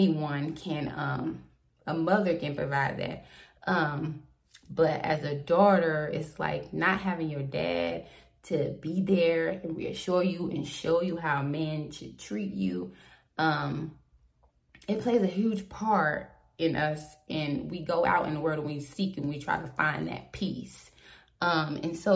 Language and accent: English; Southport, North Carolina, United States; I am from Southport, North Carolina.